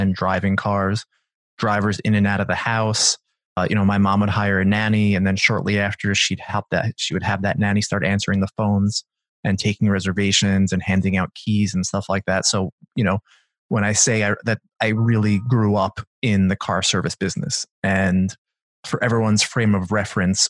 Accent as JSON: {"language": "English", "area": "Long Island", "region": "New York", "country": "United States", "tie": "born or raised there", "said": "I grew up in Long Island, New York, and it's suburbia, as suburbia gets"}